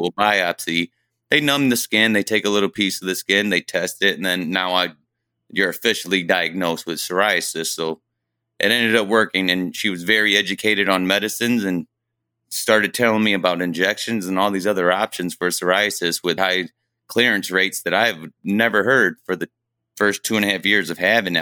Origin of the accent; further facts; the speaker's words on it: Fremont, Ohio, United States; I was born and raised here in Fremont, Ohio